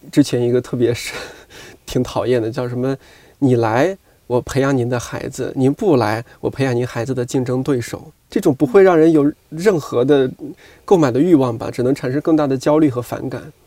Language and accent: Chinese; Shanxi, China; 我是一个一直在山西生活长大的人